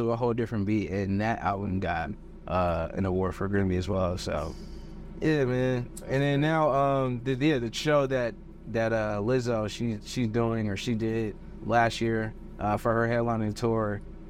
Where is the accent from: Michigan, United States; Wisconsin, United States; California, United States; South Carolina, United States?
Wisconsin, United States; Milwaukee; now in Los Angeles, United States; mean I have an accent? Bro, I'm from Milwaukee.